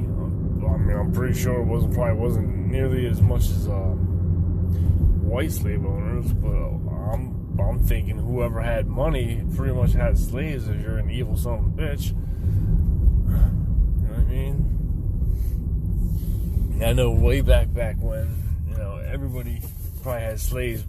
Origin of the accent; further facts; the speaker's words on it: right outside of Philadelphia, Pennsylvania, United States; I'm from Pennsylvania, right outside of Philadelphia, about, you know, 45 minutes or so